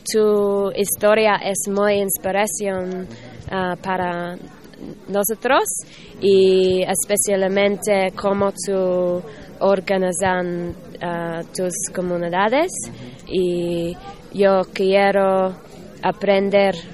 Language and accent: Spanish; United States; Spanish is a second language; de Estados Unidos.